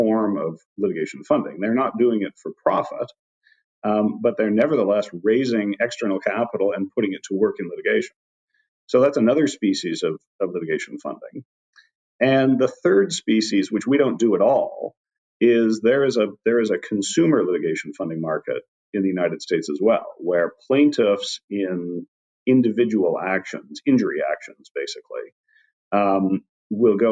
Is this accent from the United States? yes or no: no; Canada; accent: Canadian; moved away; I'm Canadian, as you can probably tell from a dropped about here and there.